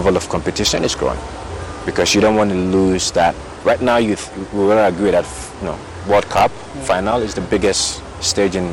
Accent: Ghana; I'm from Ghana. I grew up here

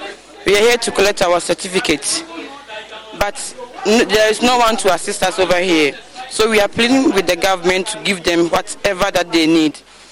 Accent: Sunyani, Bono, Ghana; I'm from Sunyane.

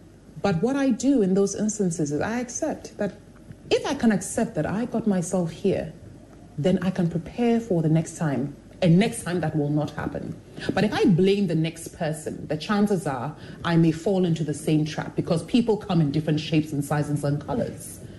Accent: Jerusalem, Jerusalem District, Israel; born there; I was born in Jerusalem.

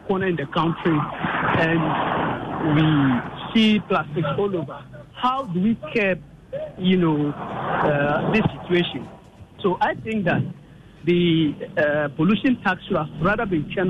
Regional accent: Ghana; as a teacher and as a Ghanaian citizen

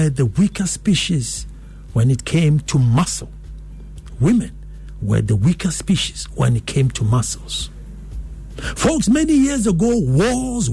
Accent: Ghana; I felt worthy as a Ghanaian.

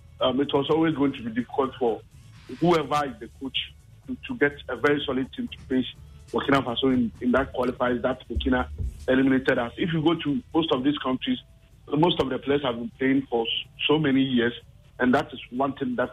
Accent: Ghana

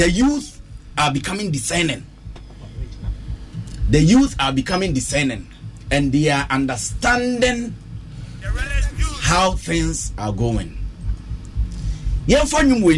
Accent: Ghana; As a Ghanaian youth, we are living on a land where God has blessed us with gold

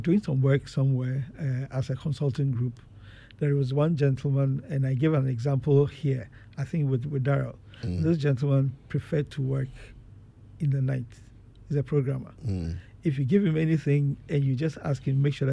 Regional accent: Ghana; moved away; I grew up in Ghana where I had to go through secondary school

